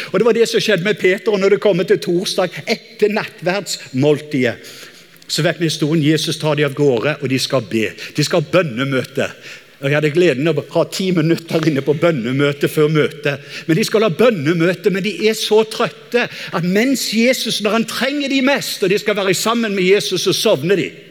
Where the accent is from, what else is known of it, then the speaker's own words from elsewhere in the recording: Norway; som en nordmann